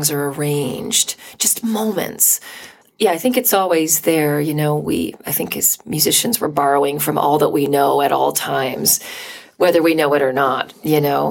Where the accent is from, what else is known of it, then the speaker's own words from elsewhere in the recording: Vancouver, British Columbia, Canada; also born or lived in New York City; now in Toronto, Canada; I'm from Canada. Grew up in Vancouver